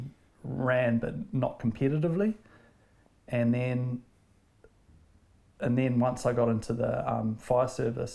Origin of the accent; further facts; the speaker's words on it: Auckland, New Zealand; also born or lived in Wanaka; now in Piha, New Zealand; I grew up in West Auckland